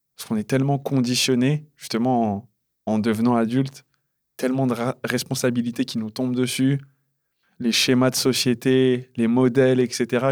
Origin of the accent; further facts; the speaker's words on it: United States; je suis américain.